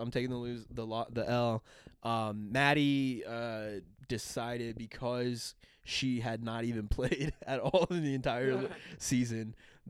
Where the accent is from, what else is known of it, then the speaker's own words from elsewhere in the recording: Monterey, California, United States; in Monterey where I was growing up in Northern California